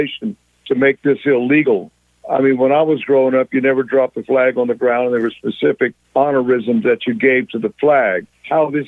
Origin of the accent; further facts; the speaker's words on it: Tarpon Springs, Florida, United States; moved away as an adult; also born or lived in Burbank, California; I have currently moved back to my hometown of Tarpon Springs, Florida